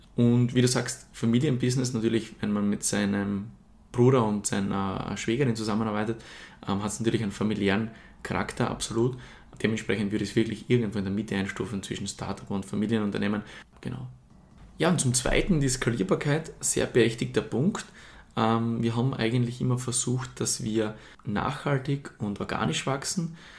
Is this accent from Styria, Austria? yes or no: yes; Murtal, Styria, Austria; ich komme aus der Steiermark, genau genommen aus dem Murtal